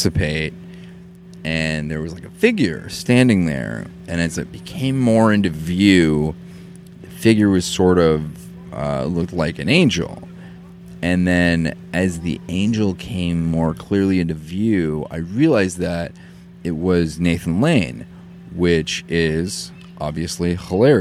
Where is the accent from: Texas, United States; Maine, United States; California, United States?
Maine, United States; I come from Maine, where there's rich drinking culture, and it's like part of my heritage